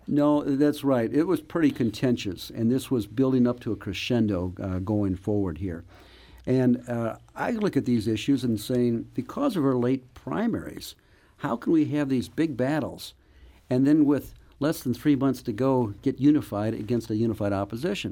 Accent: Webster Groves, Missouri, United States; I grew up in Webster Groves

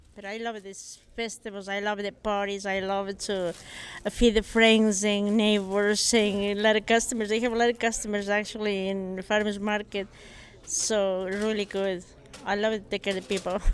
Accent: Iraq; now in St. Louis, United States; I'm originally from Iraq, and, uh, I came to Saint Louis, like, about twenty-one years ago

